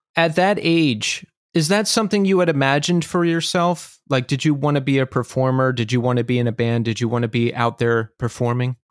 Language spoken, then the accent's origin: English; Levittown, Pennsylvania, United States; I grew up outside of Philadelphia